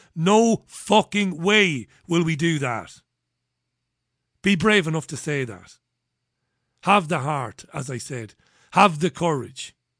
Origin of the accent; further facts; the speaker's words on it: Waterford, Munster, Ireland; I grew up in Ballybeg, and when, this is in Waterford